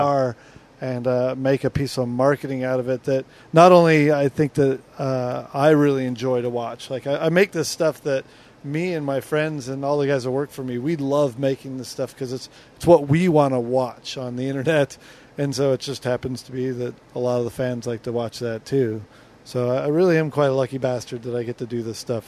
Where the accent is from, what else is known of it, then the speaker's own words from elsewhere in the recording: Southern California, United States; I grew up in Southern California